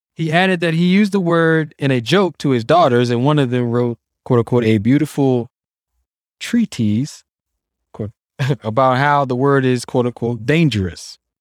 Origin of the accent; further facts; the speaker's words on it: Washington, District of Columbia, United States; it's being Native American and growing up in D C